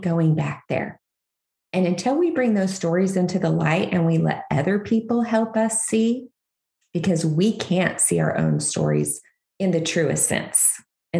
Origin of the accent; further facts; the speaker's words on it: Kansas, United States; now in Missouri, United States; I'm a Kansas girl. I grew up in Kansas, still love Kansas, but I live in Missouri now.